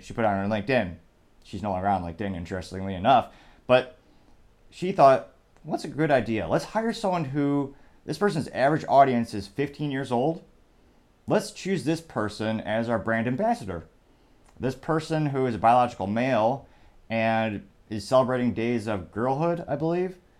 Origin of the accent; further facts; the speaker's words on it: United States; I'm American.